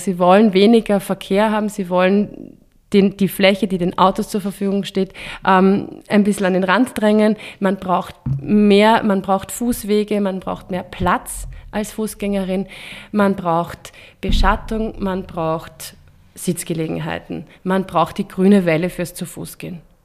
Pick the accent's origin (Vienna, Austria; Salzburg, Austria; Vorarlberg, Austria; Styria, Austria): Vienna, Austria; bei uns in Wien